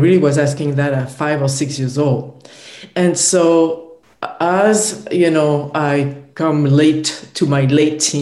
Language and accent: English; France; I was born in France.